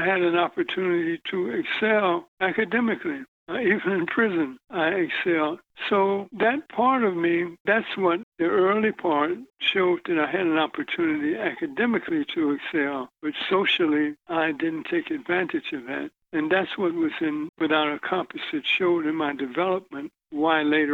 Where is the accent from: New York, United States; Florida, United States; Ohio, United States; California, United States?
Ohio, United States; Cincinnati; I was born in Cincinnati, Ohio. My mother died when I was 12